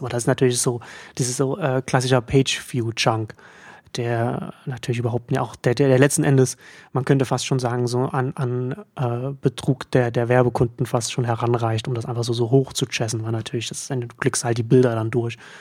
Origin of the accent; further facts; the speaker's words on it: Germany; als Deutscher